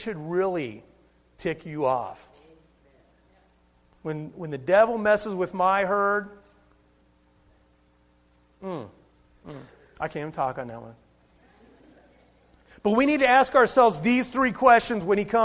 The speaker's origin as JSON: {"language": "English", "town": "Cincinnati", "region": "Ohio", "country": "United States", "tie": "born or raised there", "said": "I was born and raised in Cincinnati, Ohio. I am an Ohioan."}